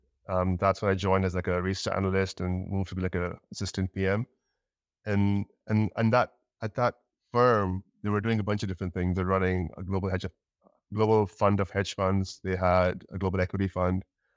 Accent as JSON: {"language": "English", "region": "Dubai", "country": "United Arab Emirates", "tie": "born or raised there", "also_born_or_lived": "Pakistan / Canada", "moved": "as an adult", "said": "So I'm from Pakistan, born and raised in Dubai. And then I went to university in Canada."}